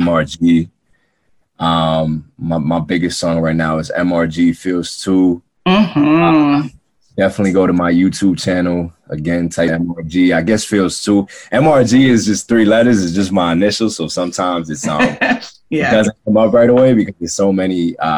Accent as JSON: {"language": "English", "town": "New York City", "region": "New York", "country": "United States", "said": "I'm from Queens too"}